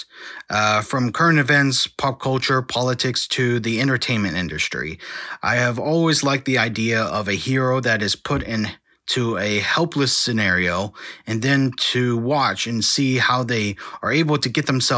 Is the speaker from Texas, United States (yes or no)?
yes; Texas, United States; I was born and raised in Texas